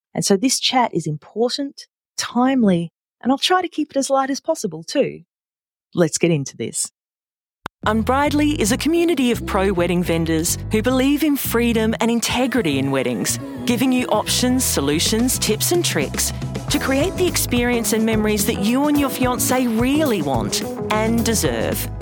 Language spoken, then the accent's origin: English; Adelaide, South Australia, Australia; here in my hometown of Adelaide, South Australia